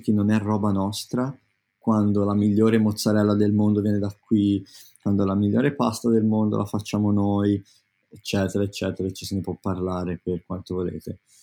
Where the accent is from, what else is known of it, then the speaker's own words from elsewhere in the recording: Tuscany, Italy; now in London, United Kingdom; io sono toscano